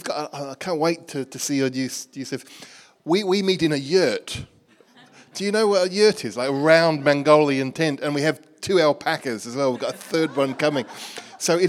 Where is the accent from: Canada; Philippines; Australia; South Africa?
Australia; moved away as an adult; also born or lived in Bangkok, Thailand; now in Birmingham, United Kingdom; You can probably tell from my accent, I'm from Birmingham. Actually, originally from Australia